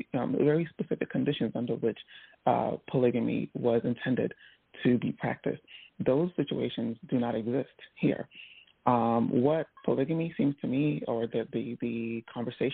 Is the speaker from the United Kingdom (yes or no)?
no; Nigeria; as someone who actually comes from a culture of polygamy, I'm Nigerian.